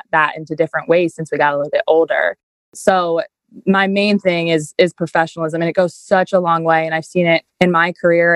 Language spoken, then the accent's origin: English; Shenandoah County, Virginia, United States; I was born and raised in Shenandoah County. Like, I've always been here